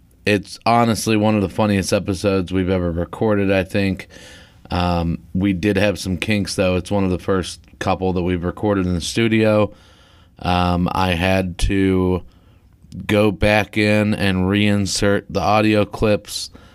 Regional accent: Texas, United States; moved away; I'm from Texas

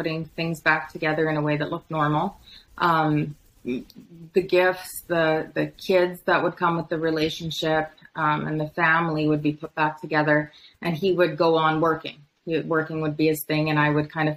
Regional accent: Medicine Hat, Alberta, Canada; I was born in Medicine Hat

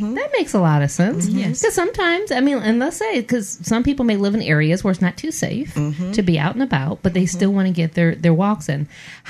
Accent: Michigan, United States; moved away; Being from Michigan

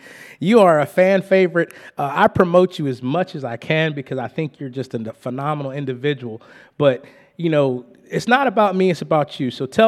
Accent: West Virginia, United States; we're originally from West Virginia, so you have a lot of West Virginia pride with you.

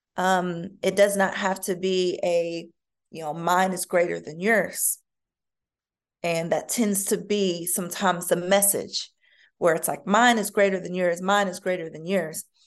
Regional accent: United States; me as an American

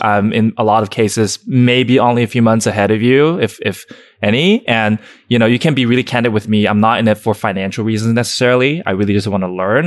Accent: Shenzhen, Guangdong, China; also born or lived in Alabama; now in Los Angeles, United States; someone who grew up born in China

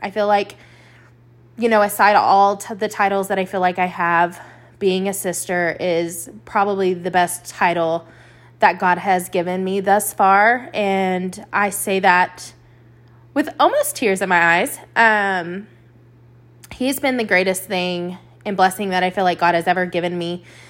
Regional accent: Lubbock, Texas, United States; also born or lived in Abilene, Texas; we found ourselves calling Lubbock, Texas, home for about eighteen years of my life

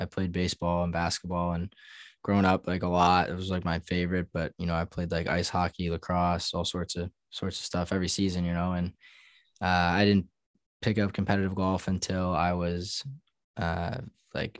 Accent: New York, United States; growing up in New York

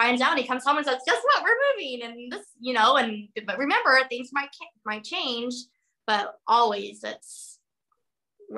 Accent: Arizona, United States; also born or lived in Wyoming / Florida / Texas; now in Anchorage, United States; I'm a girl from Arizona.

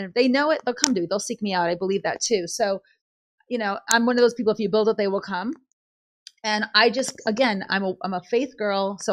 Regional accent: California, United States; we're in Boston right now. We're from California

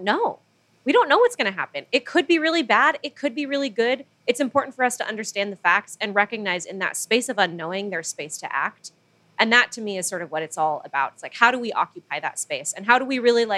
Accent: Manila, Metro Manila, Philippines; moved away as an adult; now in United States; I grew up in the Philippines and moved to the U.S. basically for college. So when I was about 18

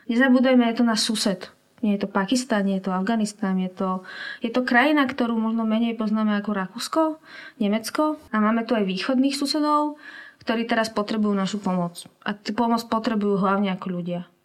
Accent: Slovakia; ja som Slovenka, som tu dobrovoľníčka

